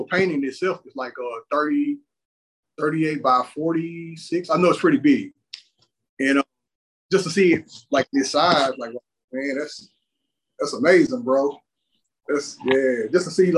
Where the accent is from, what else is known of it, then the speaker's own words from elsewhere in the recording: Houston, Texas, United States; growing up in on the side of Houston that I'm from, which is called the SWAT